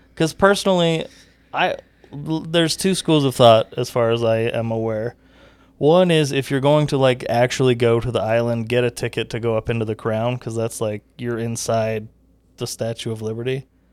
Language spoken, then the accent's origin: English; the West, United States; we grew up in the West where everything is so spread out